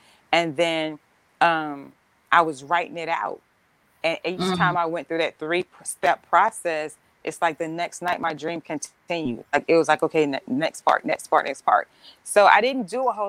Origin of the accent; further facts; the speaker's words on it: Roper, North Carolina, United States; moved away; also born or lived in Miami; I am originally from Roper, North Carolina